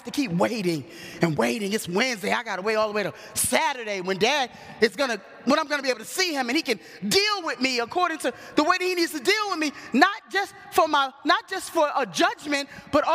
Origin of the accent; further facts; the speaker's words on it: New York City, New York, United States; I grew up in New York City. My dad worked in the Village. I lived on the Forgotten Borough, Staten Island